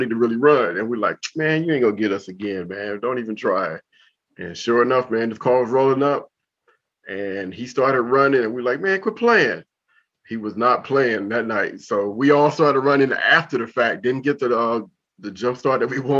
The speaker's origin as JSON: {"language": "English", "town": "Compton", "region": "California", "country": "United States", "tie": "born or raised there", "also_born_or_lived": "Korea", "moved": "as an adult", "lives_now": "Washington, D.C., United States", "said": "I grew up in Compton."}